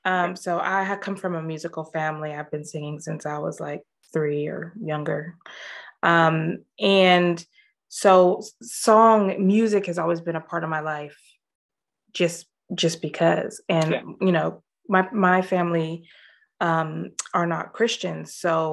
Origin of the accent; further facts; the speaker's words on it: Los Angeles, California, United States; moved away as an adult; now in Scotland; I grew up in Los Angeles. Okay. Born and bred.